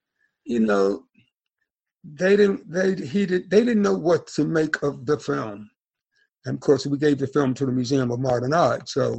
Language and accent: English; Deep South, United States; growing up poor, but didn't know I was poor, growing up in the Deep South during the amazing 50s and 60s